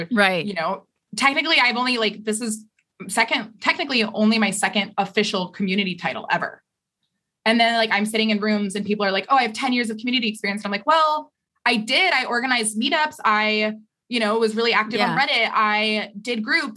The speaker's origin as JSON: {"language": "English", "region": "Idaho", "country": "United States", "tie": "born or raised there", "moved": "yes", "lives_now": "New York, United States", "said": "I grew up in Idaho"}